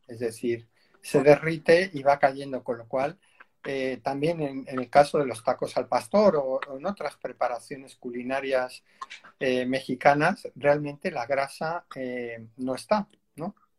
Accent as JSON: {"language": "Spanish", "country": "Spain", "said": "aquí en España"}